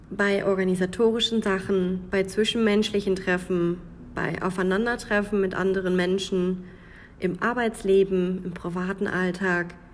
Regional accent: North Rhine-Westphalia, Germany; Man hört, dass ich nicht aus dem Grenzbereich komme. Ich komme aus dem Münsterland. Das hört man mir, an meinem Dialekt und an meiner Aussprache.

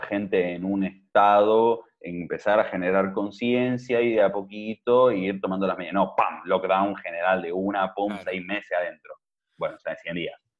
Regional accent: Argentina; moved away; yo soy argentino, pero no vivo allá hace tiempo

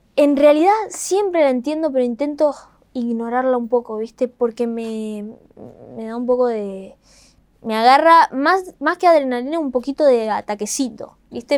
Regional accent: Rosario, Santa Fe, Argentina; le digo de Rosario

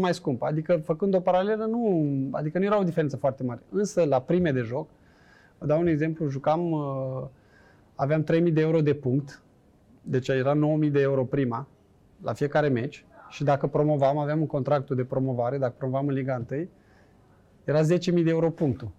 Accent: Bacău, Bacău County, Romania; moved away as an adult; also born or lived in Bucharest / Vienna; noi suntem amândoi din Bacău

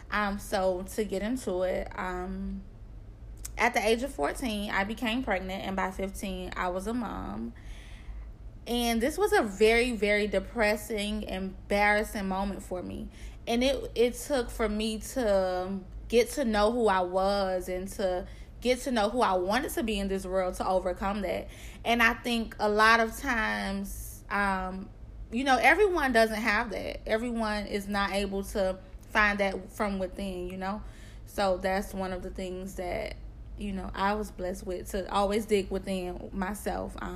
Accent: Miami, Florida, United States; told I am from Miami, Florida.

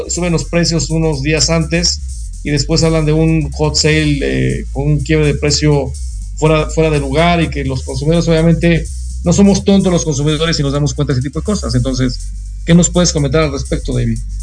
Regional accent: Mexico; nosotros como país en México

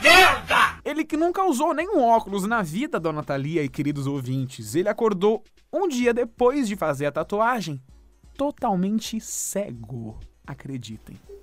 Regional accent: Santo André, São Paulo, Brazil; Eu sou de Santo André

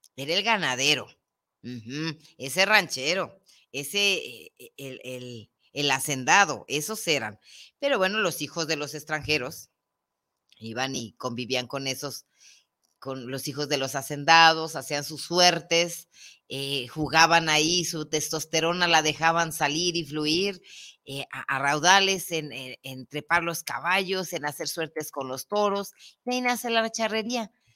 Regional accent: Guadalajara, Jalisco, Mexico; soy de Guadalajara.

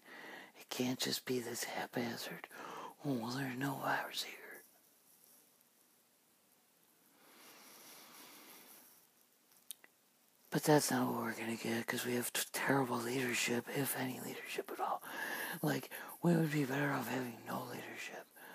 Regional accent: United States; here in America

